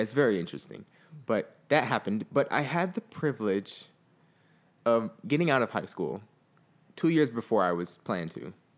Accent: Fort Lauderdale, Florida, United States; I grew up in Fort Lauderdale, Florida

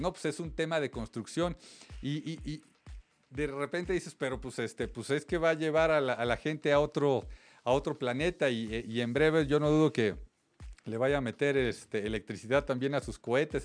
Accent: Mexico

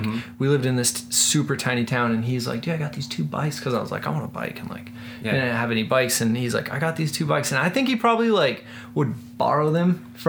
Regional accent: Silver City, New Mexico, United States; moved away; also born or lived in San Diego, California / Culver City, California; I'm from southern New Mexico, so I'm from a town called Silver City, New Mexico.

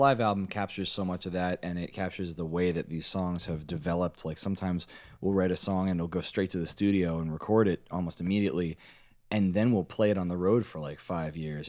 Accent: Washington, District of Columbia, United States; now in New Jersey, United States; I'm from D C originally. I'm from Washington, D C, and I live in New Jersey these days

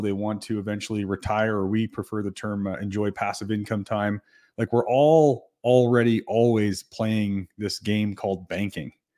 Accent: New Brunswick, Canada; now in Calgary, Canada; I'm from New Brunswick

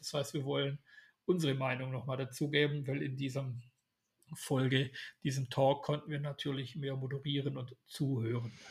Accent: Swabia, Germany; Ich bin Schwabe

